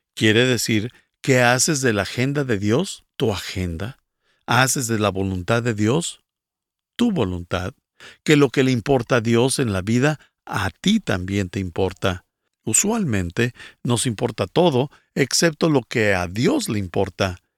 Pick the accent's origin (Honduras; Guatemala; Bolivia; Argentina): Guatemala; soy de Guatemala